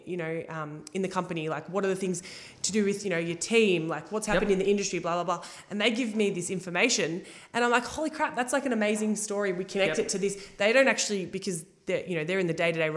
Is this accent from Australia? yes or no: yes; Altona, Victoria, Australia; moved away as an adult; also born or lived in Ocean Grove; now in Geelong, Australia; I'm from Altona. I grew up in Altona